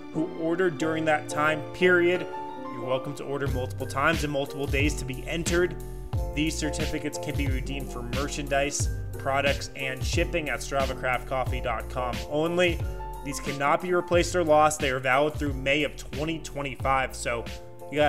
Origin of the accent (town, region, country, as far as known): Boulder, Colorado, United States; born or raised there